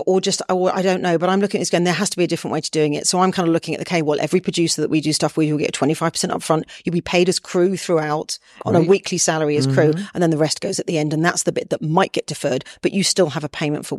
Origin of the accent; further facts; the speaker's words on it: United Kingdom; I'm British